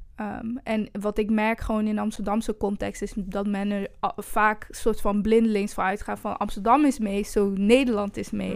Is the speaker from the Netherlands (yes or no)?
no; Brussels, Brussels-Capital Region, Belgium; moved away; also born or lived in Rwanda; omdat ik zeg maar een groot deel van mijn jeugd ook heb doorgebracht in Brussel.